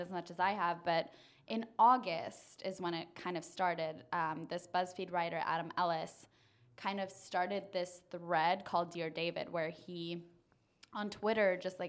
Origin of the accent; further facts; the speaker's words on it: Germany; English is a second language; And he said that because I'm from Germany